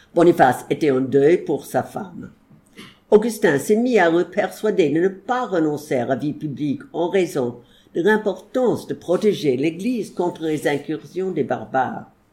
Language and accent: French; United States; French is a second language; je suis pas anglaise, je suis américaine